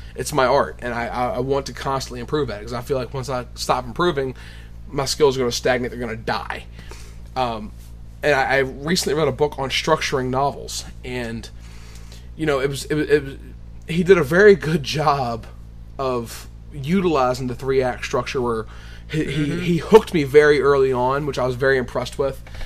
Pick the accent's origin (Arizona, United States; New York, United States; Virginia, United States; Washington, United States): Virginia, United States; Appomattox; my hometown or our hometown actually of yeah. Appomattox, Virginia